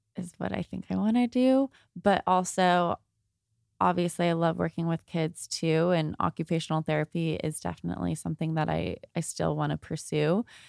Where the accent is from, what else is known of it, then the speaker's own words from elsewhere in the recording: Thousand Oaks, California, United States; also born or lived in San Pedro, California; I moved from San Pedro to Thousand Oaks in first grade.